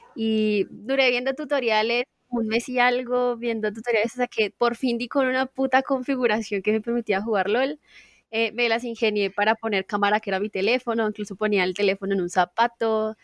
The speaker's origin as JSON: {"language": "Spanish", "region": "Casanare", "country": "Colombia", "tie": "born or raised there", "also_born_or_lived": "Suacha", "said": "Yo soy suachuna, pero me crié en Casanare"}